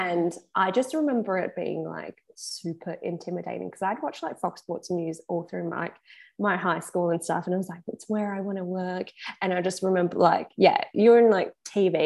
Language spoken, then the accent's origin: English; Perth, Western Australia, Australia; we're both from Perth. We're both the same age.